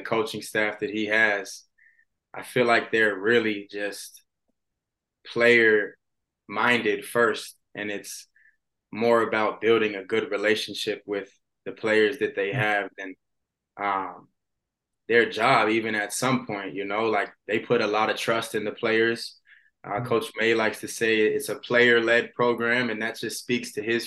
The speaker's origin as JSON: {"language": "English", "town": "Gainesville", "region": "Florida", "country": "United States", "said": "I'm from Gainesville."}